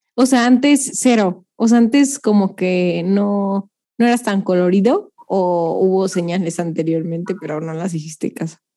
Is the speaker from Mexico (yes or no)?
yes; Mexico; nosotros mexicanos